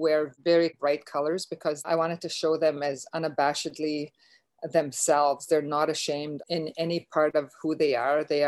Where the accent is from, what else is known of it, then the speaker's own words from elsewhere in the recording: Beauval, Saskatchewan, Canada; I'm Métis, I'm from Beauval in Northern Saskatchewan.